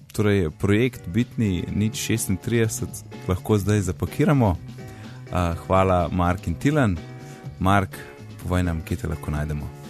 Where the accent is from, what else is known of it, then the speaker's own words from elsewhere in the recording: Kranjska Gora, Upper Carniola, Slovenia; also born or lived in Gozd Martuljek; now in Ljubljana, Slovenia; jaz sem iz Kranske gore